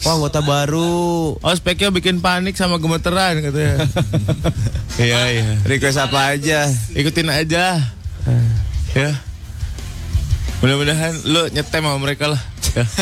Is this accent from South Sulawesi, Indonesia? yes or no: no; Bongas, West Java, Indonesia; ada Siska di kampung gue tuh ada Om kampung gue tuh ada di Bongas, Cirebon.